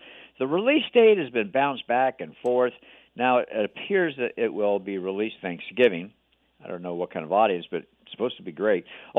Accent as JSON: {"language": "English", "region": "Hawaii", "country": "United States", "moved": "yes", "said": "Look, I'm from Hawaii. It is the most expensive state in the country"}